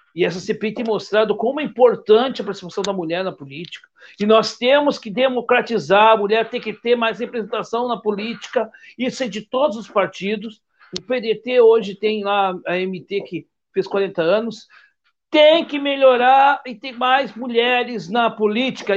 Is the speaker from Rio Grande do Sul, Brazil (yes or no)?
yes; Rio Grande do Sul, Brazil; eu sou gaúcho